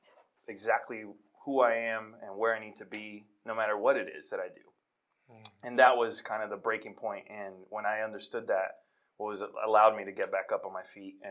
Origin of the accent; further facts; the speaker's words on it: New York City, New York, United States; born and raised in Washington Heights, New York